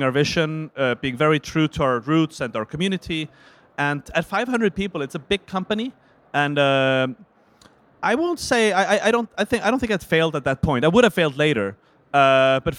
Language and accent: English; Iceland; I'm from Iceland